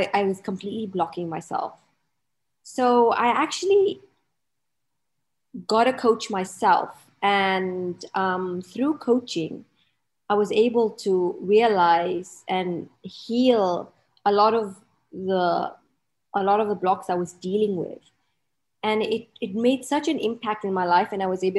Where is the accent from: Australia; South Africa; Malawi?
Malawi; now in Dubai, United Arab Emirates; I'm based in Dubai, but I'm actually originally from a little country in Africa called Malawi